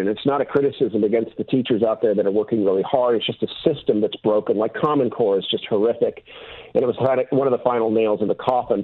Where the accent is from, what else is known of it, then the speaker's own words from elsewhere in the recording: Newport Beach, California, United States; moved away; also born or lived in Wellesley, Massachusetts; I'm originally from Newport Beach, California. I was back east uh, in Wellesley, Massachusetts, for 16 years.